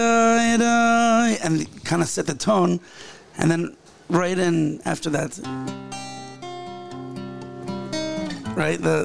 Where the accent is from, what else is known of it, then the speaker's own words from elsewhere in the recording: Ra'anana, Central District, Israel; When I was a kid growing up in Ranana